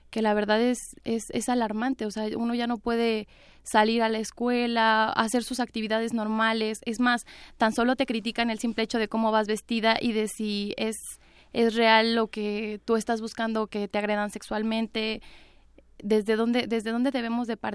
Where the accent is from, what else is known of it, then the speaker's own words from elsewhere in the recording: State of Mexico, Mexico; Entonces también yo soy, soy oriunda del Estado de México